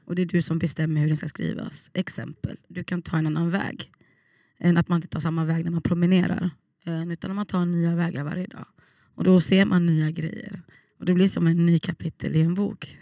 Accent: Gothenburg, Västra Götaland, Sweden; moved away as an adult; also born or lived in Trollhättan; now in Umeå, Sweden; Jag växte upp i Bergsjön

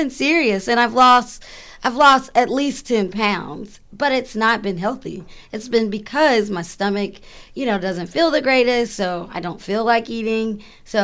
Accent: the South, United States; I'm from the South

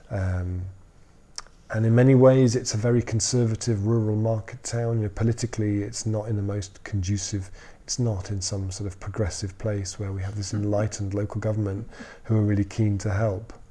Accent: Totnes, South West England, United Kingdom; where are you from? I'm from Totnes.

